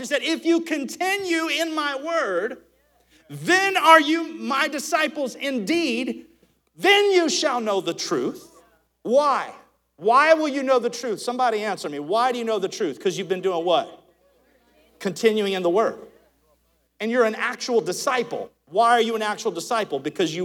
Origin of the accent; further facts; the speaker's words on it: Alabama, United States; I'm from Alabama